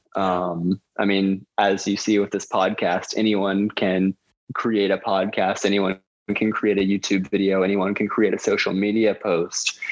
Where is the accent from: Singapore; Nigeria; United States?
United States; Lumpkin County, Georgia; also born or lived in Atlanta; growing up in Lumpkin County